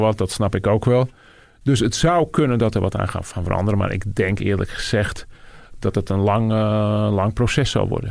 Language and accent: Dutch; Netherlands; also born or lived in United States; ik als Nederlander